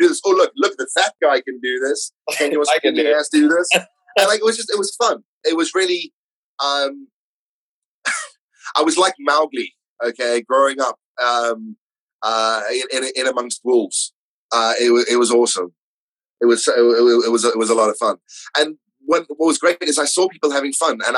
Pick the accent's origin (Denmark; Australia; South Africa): South Africa; moved away as an adult; also born or lived in London; now in Orpington, United Kingdom; being South African